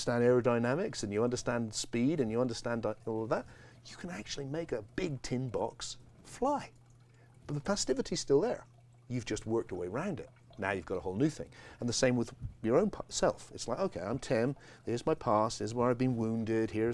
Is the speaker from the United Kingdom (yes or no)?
yes; England, United Kingdom; I have this tone of voice because I grew up in England